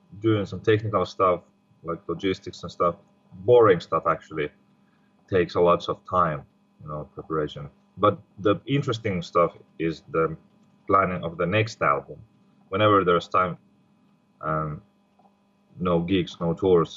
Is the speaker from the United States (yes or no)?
no; Finland; we are not all from Finland.